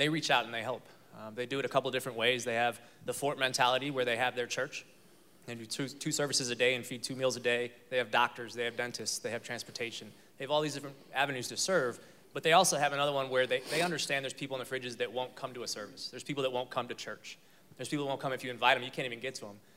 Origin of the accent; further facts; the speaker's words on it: Chicago, Illinois, United States; moved away as an adult; now in Texas, United States; I'm from Chicago.